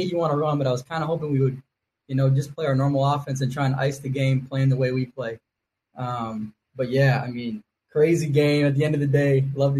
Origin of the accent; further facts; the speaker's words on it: Minnesota, United States; moved away as an adult; now in Germany; I'm from Minnesota, but studying over here in Germany